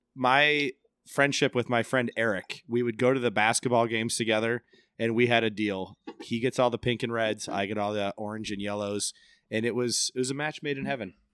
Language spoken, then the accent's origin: English; Central Iowa, United States; So I'm from Central Iowa